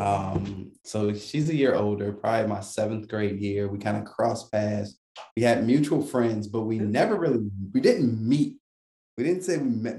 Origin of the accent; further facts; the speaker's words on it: Virginia, United States; moved away as an adult; also born or lived in Oklahoma; We're originally from Virginia, so like East Coast all day